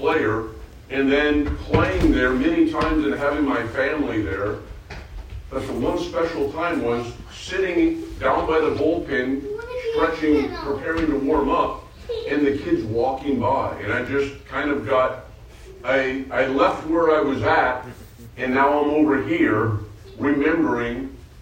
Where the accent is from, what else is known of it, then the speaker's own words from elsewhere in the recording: outside of the Bay Area, California, United States; I grew up in the outside of the Bay Area as an Oakland A's fan